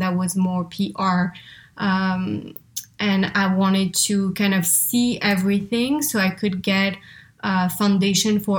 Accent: France; English is a second language; moved away; I'm originally from France, as you can probably hear, or if you were wondering where the accent is from, that's where.

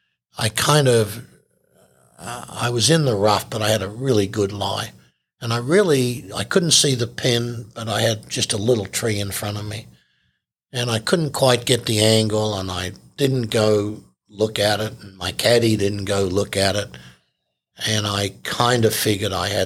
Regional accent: Australia; I'm an Aussie guy

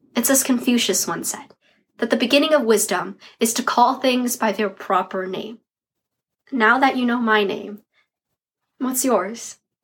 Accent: United States; Growing up in the United States, nine year old me

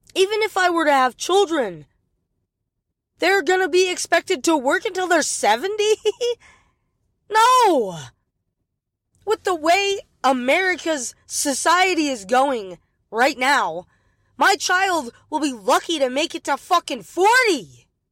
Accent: United States; an American citizen

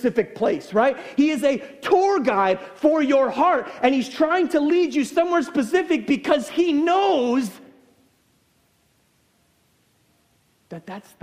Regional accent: United States; I'm American

